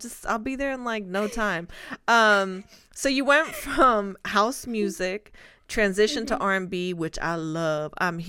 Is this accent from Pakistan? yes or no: no; Spain; I'm from Spain.